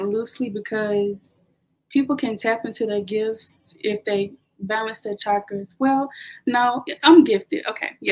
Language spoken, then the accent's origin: English; the South, United States; I'm from the South, kind of like a Southern Baptist background